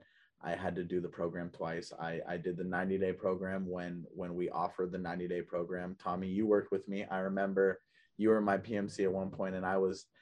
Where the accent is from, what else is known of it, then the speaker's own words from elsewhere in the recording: Oakland, California, United States; I grew up in Oakland, California. I grew up in the Bay Area